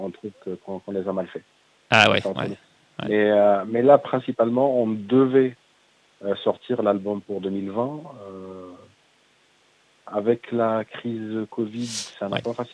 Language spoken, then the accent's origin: French; Algeria; En tant qu'Algérien, par exemple, Nord-Africain, Algérien, on explique à travers certains personnages qui nous sommes